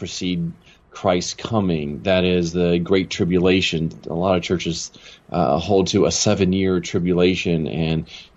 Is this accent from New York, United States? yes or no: no; Maryland, United States; moved away as an adult; also born or lived in California / Chicago, United States / Los Angeles, United States; now in Jackson, United States; I grew up in Maryland. And I spent pretty much all the way through high school there